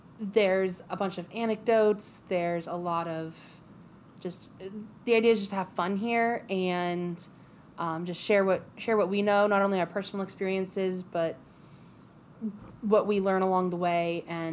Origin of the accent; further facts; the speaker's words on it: Columbus, Ohio, United States; So I have lived in Ohio my entire life. I was born and raised in Columbus